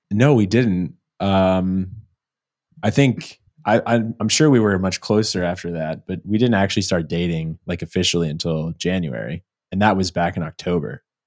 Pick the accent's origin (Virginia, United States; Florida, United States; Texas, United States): Virginia, United States; moved away as an adult; also born or lived in Seattle; I'm from, uh, Virginia originally. I moved to Seattle